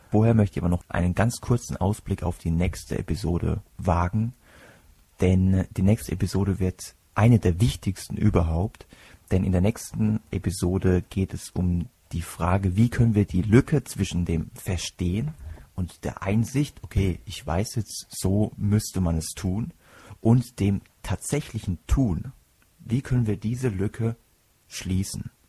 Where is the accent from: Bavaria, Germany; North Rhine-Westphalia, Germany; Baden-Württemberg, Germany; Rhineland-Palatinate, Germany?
Rhineland-Palatinate, Germany; Kuhardt; Ich komme aus Kuhhart. Kombination ist, und wer mich kennt, der weiß, dass ich manchmal auch selbst schmunzeln muss, wenn ich mich irgendwo vorstelle. Kuhhart ist ein 2000 Seelendörflein im Herzen der Pfalz.